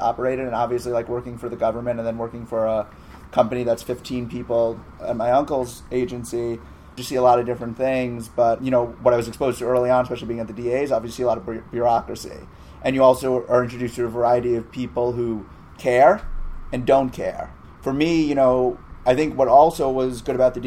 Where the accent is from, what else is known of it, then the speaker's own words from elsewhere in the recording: New York City, New York, United States; also born or lived in Northern Massachusetts; I grew up in New York City, so I had internships in high school